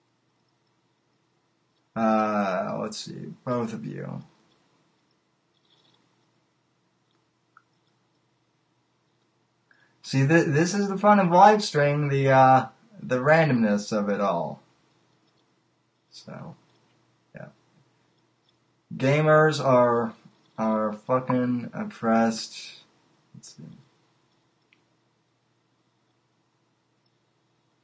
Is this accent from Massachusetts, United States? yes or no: no; Colorado, United States; moved away; I'm from Colorado initially